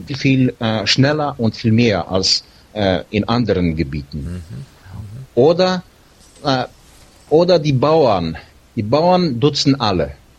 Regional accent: Siberia, near Novosibirsk, Novosibirsk Oblast, Russia; moved away

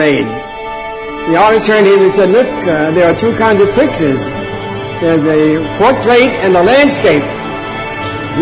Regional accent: United States; I'm from America. I'm born and raised in America

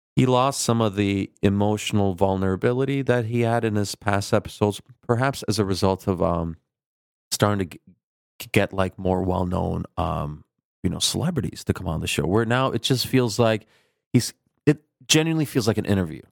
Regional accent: Minnesota, United States; born or raised there; accent: Midwestern Turkish twang; also born or lived in Turkey

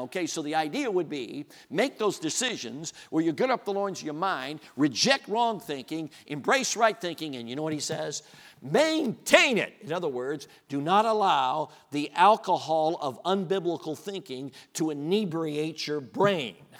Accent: Chicago, Illinois, United States; moved away; I grew up in Chicago

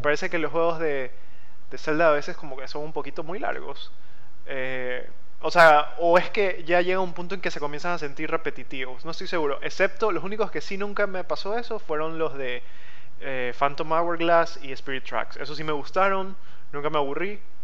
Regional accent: Guayaquil, Guayas, Ecuador; soy de Ecuador, nací en Ecuador y sigo viviendo en Ecuador, específicamente Guayaquil

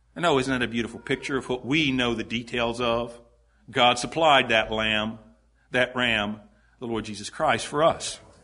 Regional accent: Greenville, South Carolina, United States; I was born in Greenville, South Carolina

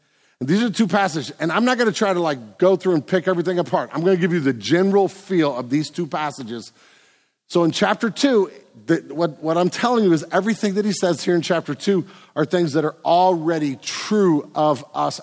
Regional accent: United States; we're Americans

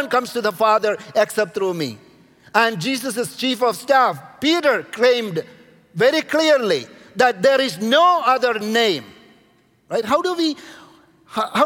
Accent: India; I'm coming from India

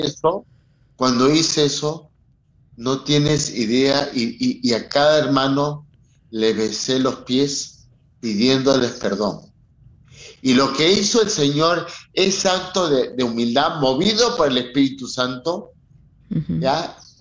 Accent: Peru; Yo siendo peruano

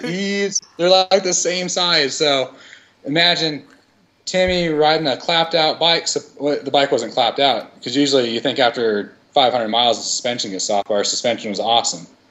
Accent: Idaho, United States; growing up in Idaho, and we we live like on the tree line in the the southern desert

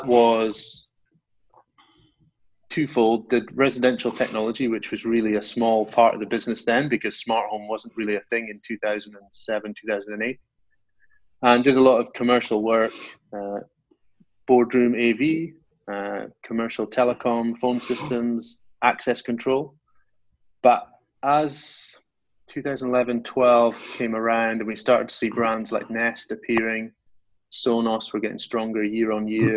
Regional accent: Highlands of Scotland, United Kingdom; moved away as an adult; now in Norfolk, United Kingdom; I grew up in the Highlands of Scotland, about 500 miles away from where I'm based now.

